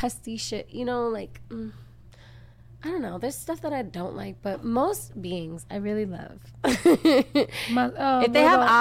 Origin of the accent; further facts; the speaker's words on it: Miami, Florida, United States; I grew up in Miami and I was at the beach all the time